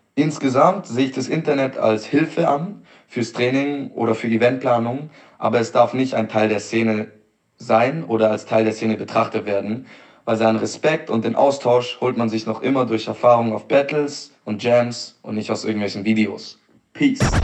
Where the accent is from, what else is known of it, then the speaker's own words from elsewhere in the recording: Stuttgart, Baden-Württemberg, Germany; ich komme aus Stuttgart